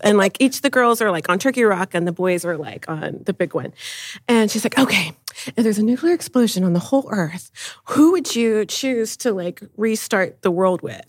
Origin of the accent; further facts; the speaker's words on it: San Antonio, Texas, United States; I was born and raised in San Antonio